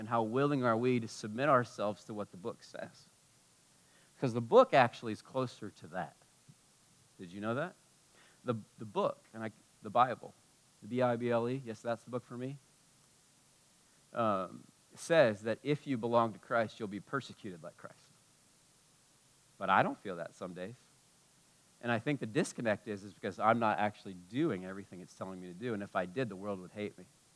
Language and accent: English; United States; being an American like me